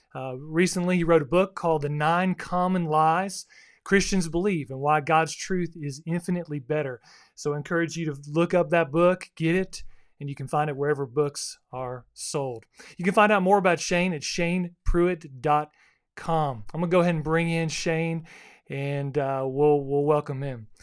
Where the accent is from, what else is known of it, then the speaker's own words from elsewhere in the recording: South Florida, United States; now in Texas, United States; growing up in South Florida is a little different environment than, uh, where I live now in the Bible Belt or Texas